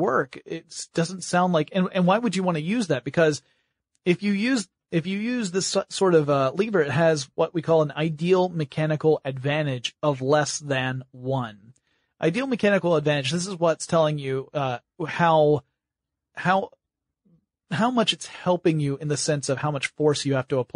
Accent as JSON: {"language": "English", "region": "Georgia", "country": "United States", "said": "I'm from Georgia."}